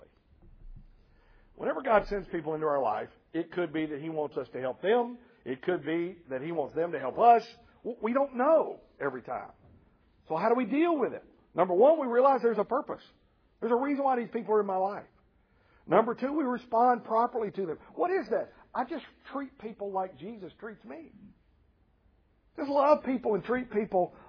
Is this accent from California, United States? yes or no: no; Nashville, Tennessee, United States; now in Columbia, United States; I'm from Nashville, Tennessee